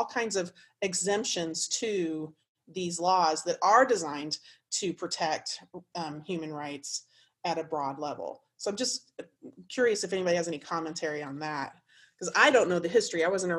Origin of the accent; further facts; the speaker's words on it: Indiana, United States; Particularly, I came from Indiana. I lived there for 17 years.